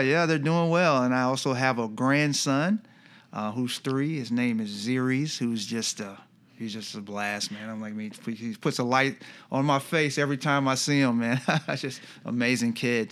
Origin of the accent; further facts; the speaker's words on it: Iowa, United States; moved away as an adult; now in Rochester, United States; we're from Iowa